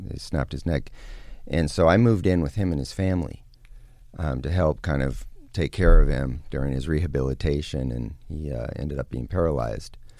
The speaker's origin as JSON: {"language": "English", "region": "California", "country": "United States", "tie": "born or raised there", "also_born_or_lived": "Lake Tahoe, Northern California", "said": "Northern California. I was born and raised around Lake Tahoe. And then in my, uh, about eleven years old, early teens, moved down to Southern California"}